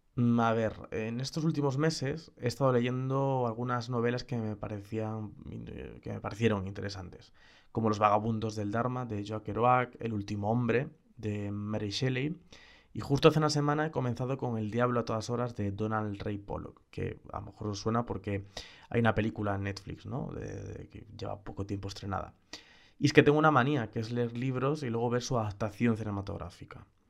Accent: Galicia, Spain; como gallego

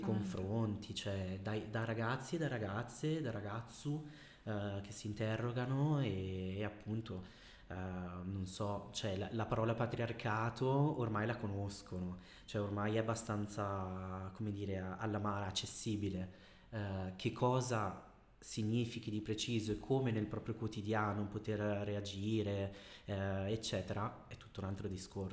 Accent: Bergamo, Lombardy, Italy; also born or lived in Brazil; Sono una bergamaschia eh, perché sono nato in Brasile ma da sempre ho vissuto a Bergamo

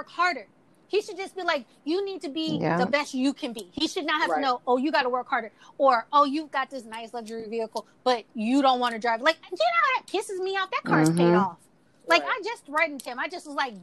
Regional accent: Mississippi, United States; I was raised in Mississippi

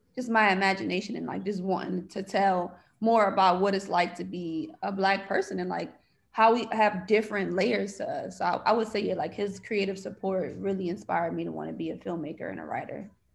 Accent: Bridgeport, Connecticut, United States; now in Los Angeles, United States; I am originally from Bridgeport, Connecticut. I currently live in Los Angeles

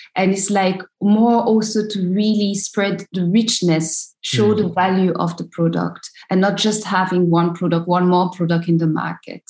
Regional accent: Abidjan, Côte d’Ivoire; English is a second language; moved away as an adult; also born or lived in France; I come from Abidjan, a big city

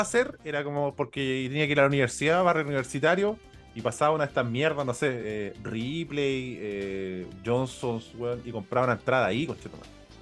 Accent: Chile; moved away; soy chileno

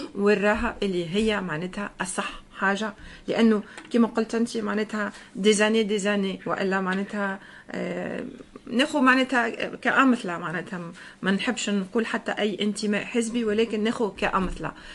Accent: Tunisia; now in France

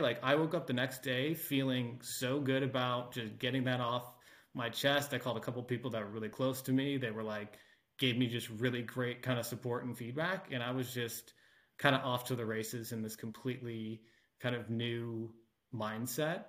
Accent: Cleveland, Ohio, United States; moved away as an adult; also born or lived in Calistoga, California; now in Austin, United States; I was born and raised in Cleveland, went to school in Ohio

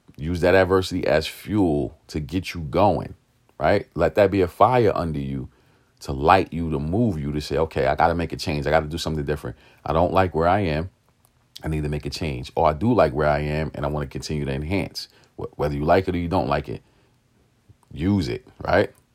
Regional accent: New York City, New York, United States; I grew up in East New York, Brooklyn.

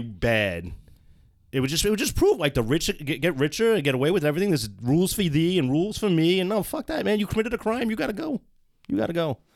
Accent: United States; as an American

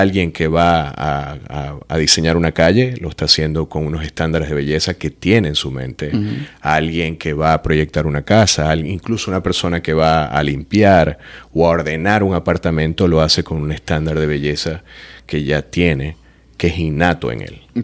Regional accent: Venezuela; moved away as an adult; also born or lived in Florence, Italy; now in Miami, United States; soy artista figurativo venezolano

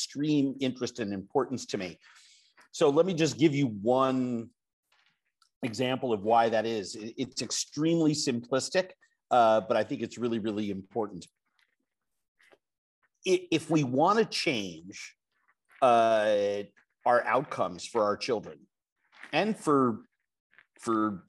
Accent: New York, United States; now in Minnesota, United States; I live in Minnesota. I'm from New York

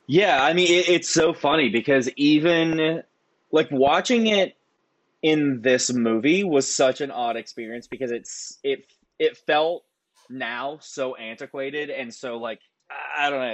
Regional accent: Nitro, West Virginia, United States; growing up in West Virginia

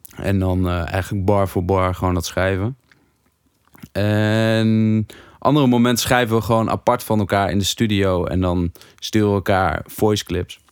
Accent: Hattem, Gelderland, Netherlands; ik uit Hattem kwam.

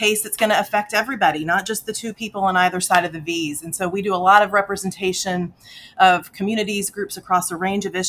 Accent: Central Texas, United States; a kid that grew up in the middle of Central Texas

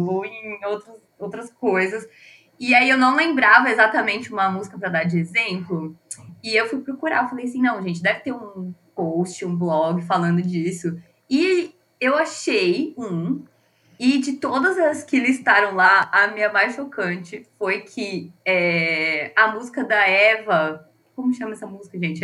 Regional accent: Brazil; nós também erramos como brasileiros

